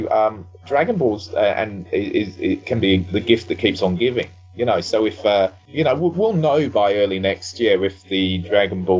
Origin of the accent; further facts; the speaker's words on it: Australia; now in United Kingdom; I grew up in Australia